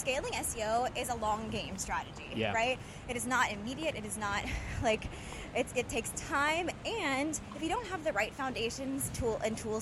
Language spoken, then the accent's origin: English; United States; moved away as an adult; also born or lived in France; now in Paris, France; I'm American.